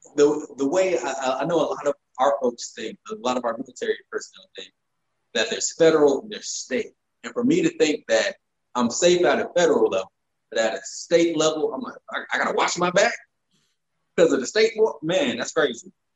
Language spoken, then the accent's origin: English; the South, United States; I grew up in the South and I grew up shooting guns um, in big, wide country fields